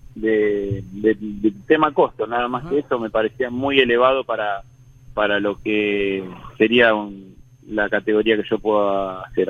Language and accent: Spanish; Hurlingham, Buenos Aires Province, Argentina; yo soy de Burlingame